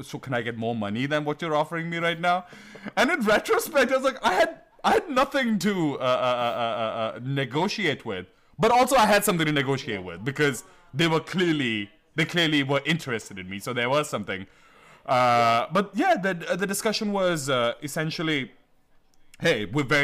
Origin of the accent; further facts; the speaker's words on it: Delhi, India; moved away as an adult; also born or lived in New Haven, Connecticut; now in New York, United States; I grew up in Mayur Vihar, which is, as Delhi people call it, Jamunapar.